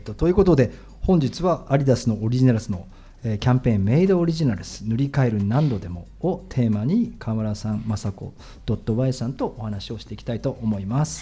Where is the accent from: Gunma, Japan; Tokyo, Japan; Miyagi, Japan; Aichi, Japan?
Tokyo, Japan; 自分も東京の人だから